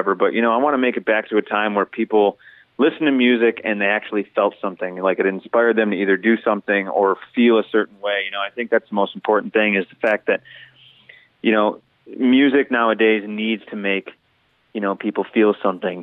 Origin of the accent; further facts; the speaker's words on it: Detroit, Michigan, United States; we tell people we're from Detroit